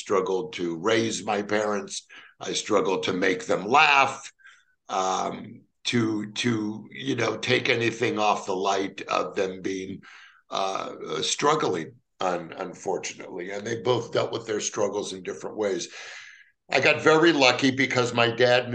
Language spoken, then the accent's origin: English; Los Angeles, California, United States; Growing up, I grew up in the San Fernando Valley of Los Angeles